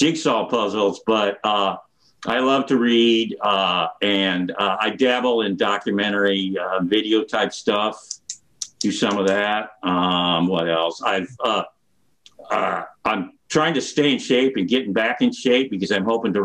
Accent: Fort Dodge, Iowa, United States; also born or lived in North Carolina; now in Iowa City, United States; I grew up in Fort Dodge

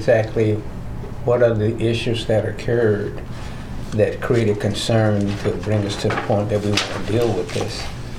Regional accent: East St. Louis, Illinois, United States; now in Iowa City, United States; I'm from East St. Louis, Illinois, and it's a very rowdy little community, and now I'm in Iowa City, and it's a quiet community. It's very peaceful, and I've been here, you know, for God knows how long.

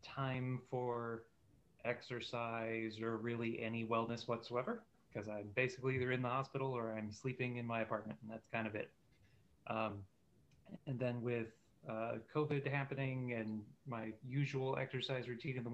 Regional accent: California, United States; moved away as an adult; now in Iowa City, United States; I grew up in California where it was 72 and sunny all the time

